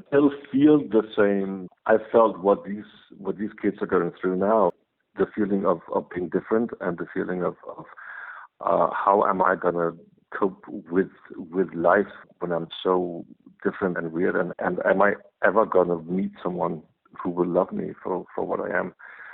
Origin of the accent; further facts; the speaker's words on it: Copenhagen, Capital Region of Denmark, Denmark; I'm from Copenhagen, Denmark